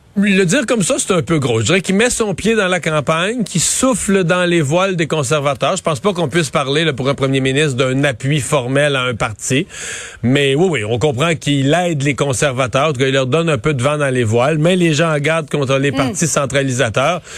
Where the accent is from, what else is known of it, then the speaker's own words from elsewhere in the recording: Canada; nous, on est francophones